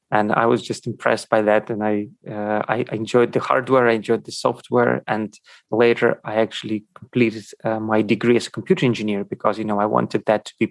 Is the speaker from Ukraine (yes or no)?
yes; Ukraine; born there; first language Russian; English is a second language; was born in Ukraine, and uh, Russian and Ukrainian were my mother tongue languages.